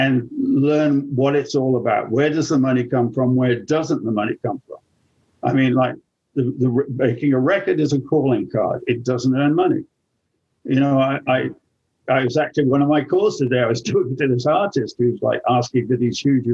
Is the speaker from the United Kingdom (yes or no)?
yes; England, United Kingdom; now in United States; I'm English